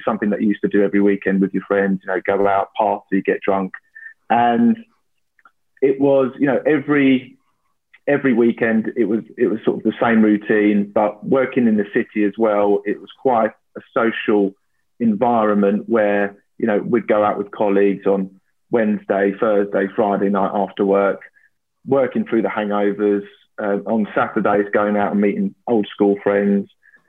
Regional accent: London, United Kingdom; I'm 32 years old now. I grew up in North London and have worked in the city for the last 7 years.

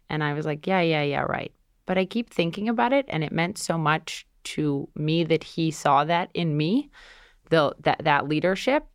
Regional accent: Minnesota, United States; moved away as an adult; now in New York City, United States; I grew up in Minnesota, went to Columbia University where my dad went here in New York City

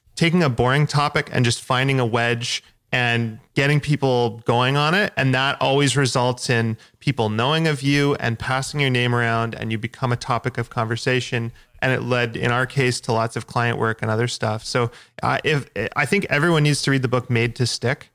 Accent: Victoria, British Columbia, Canada; in my hometown in Victoria

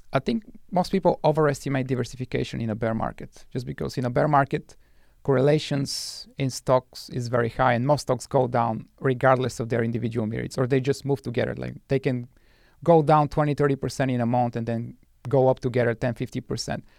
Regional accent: Bulgaria; moved away as an adult; now in United States; I was born and raised in Bulgaria

